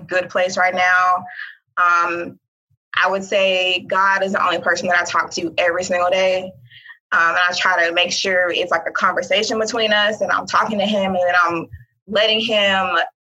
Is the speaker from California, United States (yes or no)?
no; Mobile, Alabama, United States; moved away as an adult; also born or lived in Auburn, Alabama / Birmingham, Alabama; now in Alamogordo, United States; I'm originally from Mobile, Alabama